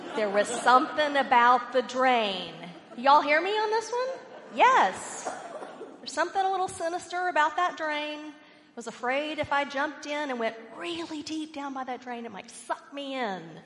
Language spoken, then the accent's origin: English; Richardson, Texas, United States; I grew up in Richardson, Texas, if any of you know where that is. It's north of Dallas